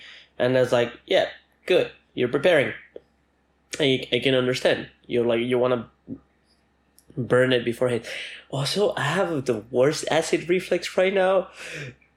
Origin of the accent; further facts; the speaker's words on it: Argentina; moved away; I was born in Argentina in one area, raised in another. The area where I was raised, it's a rainforest kind of area